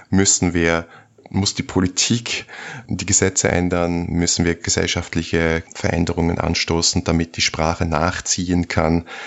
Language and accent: German; Switzerland; now in Vienna, Austria; Bei mir als dann nach Wien ausgewanderten ist es wirklich so, dass ich dann irgendwann sage, ich bin Schweizer und die Reaktion ist immer, ah, das hört man gar nicht, weil ich gut angepasst bin